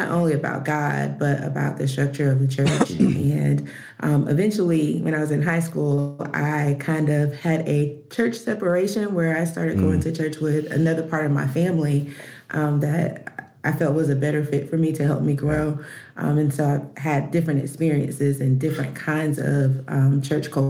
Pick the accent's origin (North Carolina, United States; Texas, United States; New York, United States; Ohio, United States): North Carolina, United States; Fayetteville; now in Charlotte, United States; I'm from Fayetteville, North Carolina